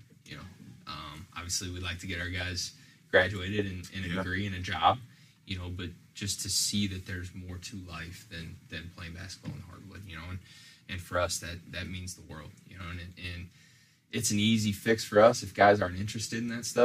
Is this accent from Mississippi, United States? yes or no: no; St. Louis, Missouri, United States; moved away as an adult; also born or lived in Central Illinois; now in Springfield, United States; I was born and raised in the suburbs of St. Louis